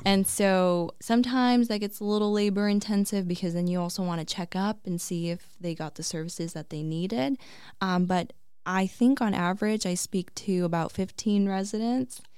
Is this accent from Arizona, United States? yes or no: yes; Peoria, Arizona, United States; also born or lived in Flagstaff; it's my hometown